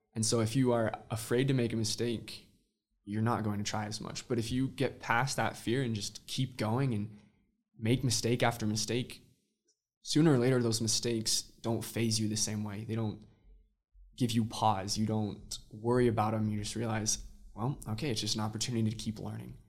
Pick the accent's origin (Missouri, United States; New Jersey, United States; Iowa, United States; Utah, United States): Utah, United States; Midway; also born or lived in Austin, Texas / Santiago, Chile; I'm originally from Midway, Utah